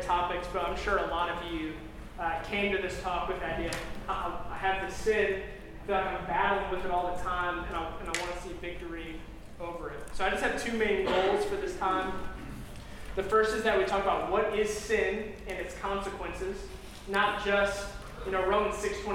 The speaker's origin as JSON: {"language": "English", "town": "Crown Point", "region": "Indiana", "country": "United States", "tie": "born or raised there", "moved": "as an adult", "said": "I grew up a little bit south of that in Crown Point"}